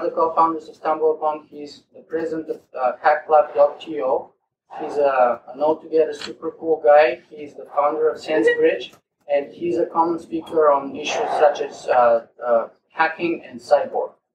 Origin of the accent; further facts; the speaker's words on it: Bulgaria; accent: Eastern European; English is a second language; moved away as an adult; also born or lived in West Virginia, United States / Toronto, Canada; now in Canada; I was born in Bulgaria.